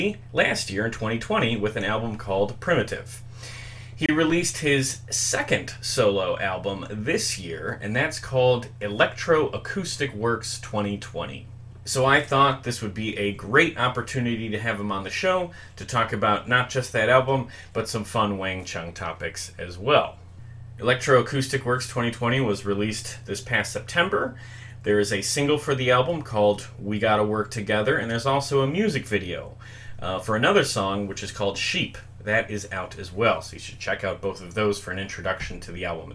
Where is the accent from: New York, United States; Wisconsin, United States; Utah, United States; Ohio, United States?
Wisconsin, United States; Milwaukee; in my hometown of Milwaukee